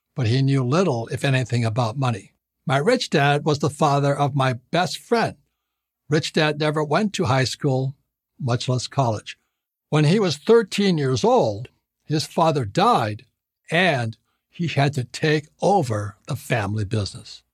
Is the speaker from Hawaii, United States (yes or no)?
yes; Hawaii, United States; I was born and raised in Hawaii